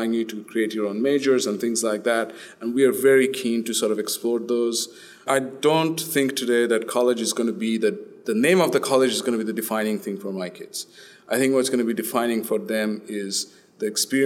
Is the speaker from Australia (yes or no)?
yes; Australia; moved away as an adult; also born or lived in India; now in United States; We grew up in Australia since we were about 10 years old